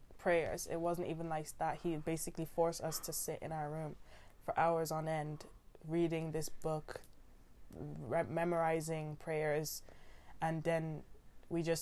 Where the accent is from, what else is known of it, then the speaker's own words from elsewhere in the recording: Ireland; now in United Kingdom; We were all born in Ireland